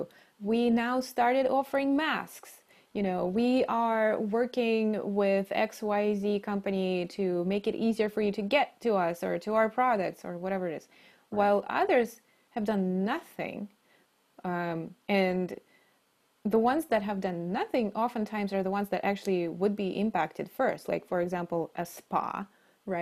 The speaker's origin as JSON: {"language": "English", "town": "Novosibirsk", "region": "Novosibirsk Oblast", "country": "Russia", "tie": "born or raised there", "moved": "yes", "said": "I grew up in the middle of Russia, which technically is Siberia. In the town called Novosibirsk"}